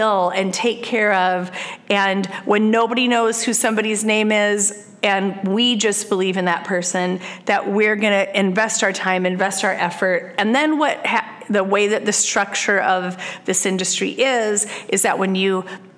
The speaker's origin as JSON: {"language": "English", "region": "Iowa", "country": "United States", "tie": "born or raised there", "moved": "as an adult", "said": "I was born and raised in Iowa and lived there for the first 40 years of my life"}